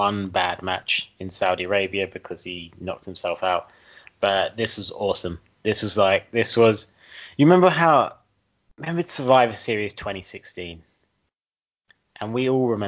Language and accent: English; United Kingdom